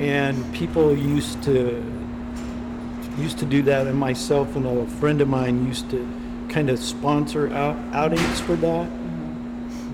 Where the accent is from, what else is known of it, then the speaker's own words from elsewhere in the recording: Wyoming, United States; now in Colorado Springs, United States; I'm originally from Wyoming and the, I was in the Boy Scouts